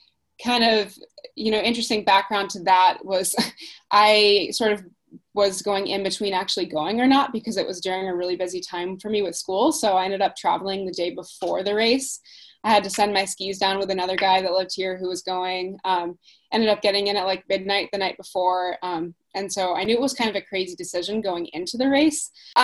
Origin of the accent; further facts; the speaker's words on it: Alaska, United States; also born or lived in Perth, Australia / Texas / Dubai; I was born in Perth, Australia. And I actually grew up, I moved to Texas when I was really little. And then I was in Dubai for about 6 years. And then I moved to Alaska when I was about 12.